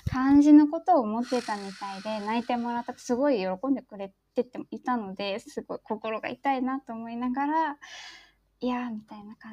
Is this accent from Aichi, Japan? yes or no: no; Shodoshima, Kagawa, Japan; moved away as an adult; also born or lived in Kyoto; now in Tokyo, Japan; 私小豆島っていうところ出身で、